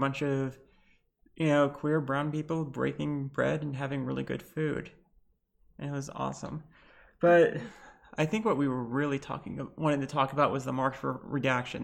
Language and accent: English; Lebanon; I'm bi, trans, Lebanese